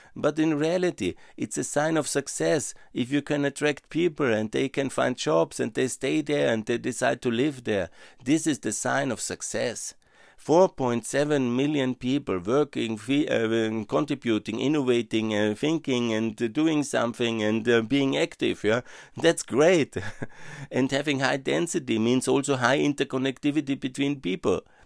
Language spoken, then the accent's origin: English; Upper Austria, Austria; I'm from Upper Austria